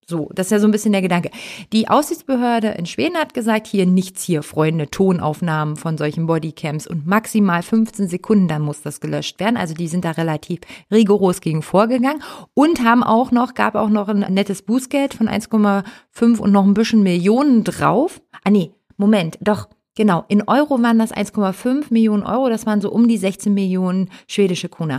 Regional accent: Hamburg, Germany; ich bin ja Hamburger

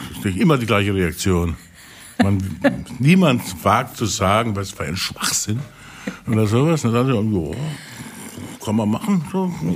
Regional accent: Pirmasens, Rhineland-Palatinate, Germany; Ich komme ja aus der Pfalz, ne? aus Pirmasens

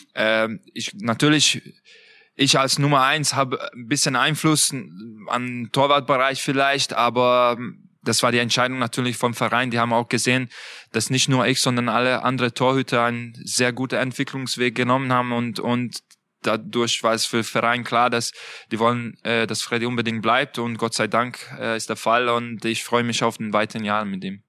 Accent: Budapest, Hungary; German is a second language; moved away as an adult; now in Leipzig, Germany; ich komme aus Budapest. Ähm, mein Heimat ist natürlich äh, weiterhin Ungarn

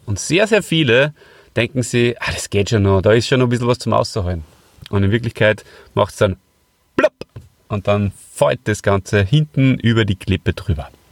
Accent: Hof bei Salzburg, Salzburg, Austria; ich komme ja heute aus Hof bei Salzburg und das ist äh, der Ort, an dem ich aufgewachsen bin.

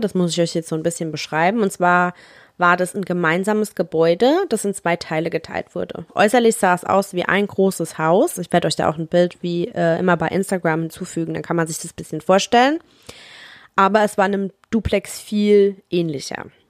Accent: Germany; bei uns in Deutschland

